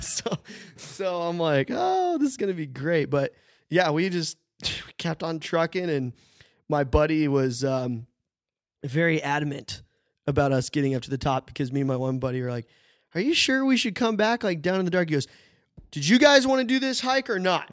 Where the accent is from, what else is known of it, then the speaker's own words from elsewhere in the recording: United States; moved away; also born or lived in Sydney, Australia; we, we're all American, but never met in America, any of us